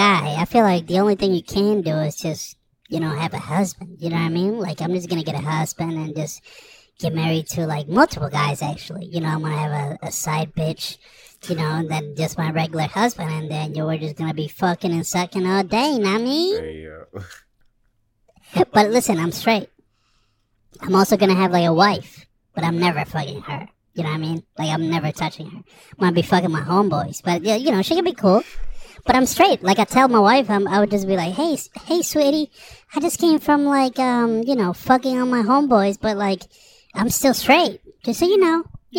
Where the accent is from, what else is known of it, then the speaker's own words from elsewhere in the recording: San Francisco, California, United States; I am from San Francisco, so, you know, it gets wild over there.